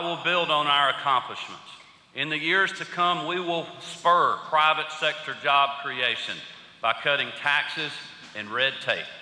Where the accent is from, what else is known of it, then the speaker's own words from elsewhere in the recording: Athens, Georgia, United States; my hometown of Athens